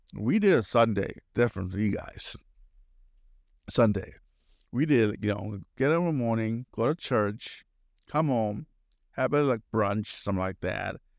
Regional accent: Milwaukee, Wisconsin, United States; I was growing up in Milwaukee area

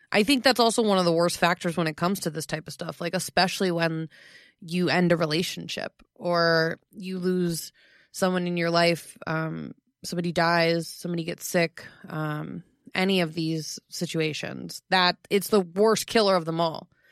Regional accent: Florida, United States; Florida is my home state. It's my home.

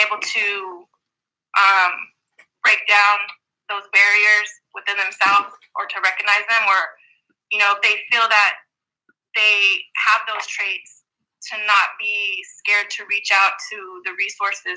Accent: Sacramento, California, United States; I'm from Sacramento also

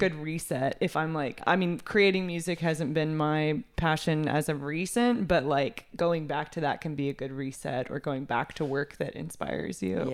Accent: Texas, United States; also born or lived in Seattle, Washington; I'm from Texas originally. I went to Seattle for school, or you know, oh. like Washington. So, you know, big jump out of Texas, but I came back to Texas and I loved it. It's home.

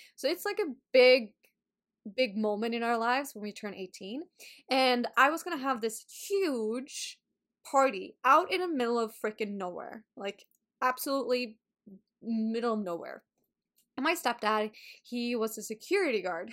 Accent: Sweden; English is a second language; moved away; I went back home, to Sweden. So, I've been talking a lot of Swedish, not as much English.

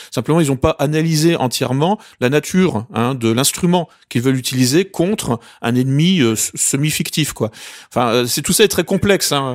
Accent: France; je suis français

